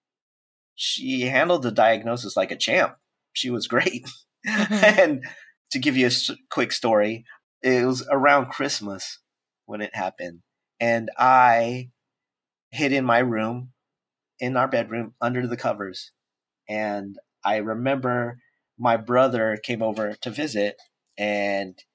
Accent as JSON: {"language": "English", "town": "San Diego", "region": "California", "country": "United States", "tie": "born or raised there", "moved": "as an adult", "lives_now": "Oakland, United States", "said": "I originally born and raised in San Diego, but since I work at Pixar, I live in Oakland now"}